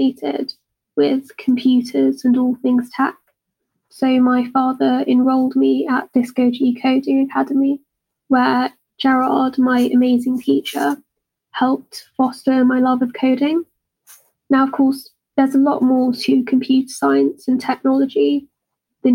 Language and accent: English; United Kingdom; accent: British; if you couldn't already tell by my accent, I'm British.